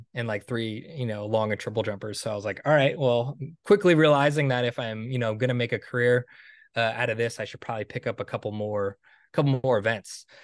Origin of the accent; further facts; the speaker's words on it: Stonington, Connecticut, United States; after I graduated from college, um, New London was a couple towns over from where I grew up in Stonington, Connecticut.